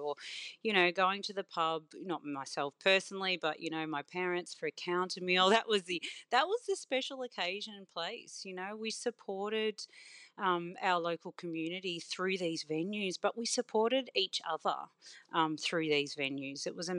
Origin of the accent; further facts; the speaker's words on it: Victoria, Australia; I grew up in the Otways in a tiny little town, and we had a general store and a pub. And that was in the 80s, you know, growing up.